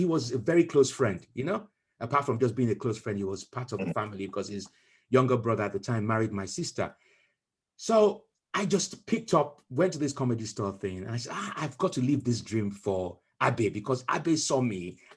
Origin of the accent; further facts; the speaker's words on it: Nigeria; now in United Kingdom; when we were growing up in Nigeria